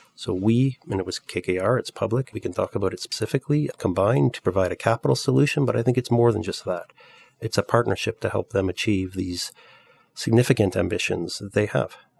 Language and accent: English; Canada; moved away as an adult; also born or lived in Europe; I'm Canadian, but I've spent my entire career in Europe